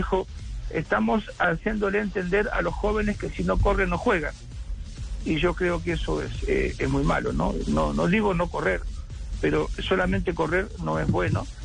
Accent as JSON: {"language": "Spanish", "country": "Argentina", "said": "yo digo que nosotros que somos argentinos, Juan, digo, en Argentina hay un pájaro que se llama mixto"}